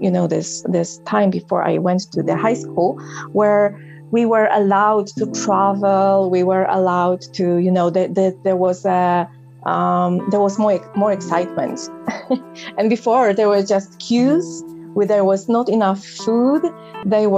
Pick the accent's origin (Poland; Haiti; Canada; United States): Poland; moved away; I was born in Poland